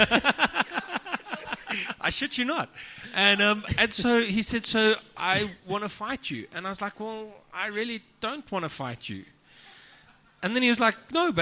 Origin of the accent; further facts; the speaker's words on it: South Africa; I'm from South Africa.